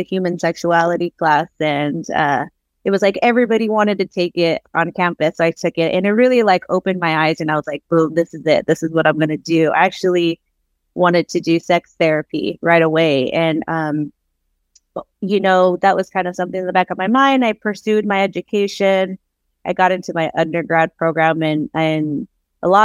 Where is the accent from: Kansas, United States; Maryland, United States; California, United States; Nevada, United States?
California, United States; Oxnard; born and raised in Southern California. I'm from a little town. I don't even say little. It doesn't feel like it's little to me, but a smaller city, Oxnard, California, coastal city in Ventura County